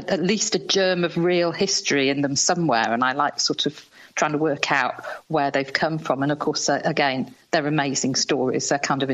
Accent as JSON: {"language": "English", "region": "Yorkshire and the Humber", "country": "United Kingdom", "said": "I'm a Yorkshire girl"}